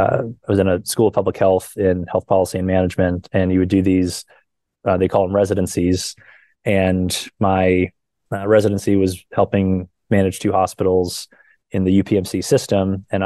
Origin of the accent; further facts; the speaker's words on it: Tampa, Florida, United States; born there; also born or lived in Hawaii / St. Louis / Erie, Pennsylvania; So I was born in Tampa, Florida. From there, moved to Hawaii, then St. Louis, then Erie, Pennsylvania, and we share that in common.